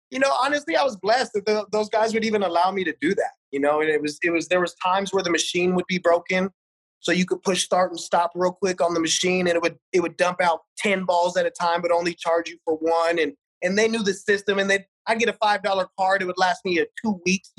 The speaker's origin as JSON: {"language": "English", "town": "Las Vegas", "region": "Nevada", "country": "United States", "tie": "born or raised there", "said": "I was born on the east side, man, Winterwood and Sahara. So I grew up on Desert Rose Golf Course"}